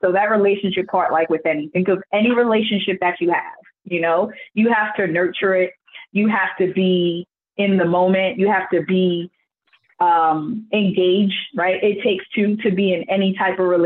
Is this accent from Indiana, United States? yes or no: no; New York, United States; growing up in New York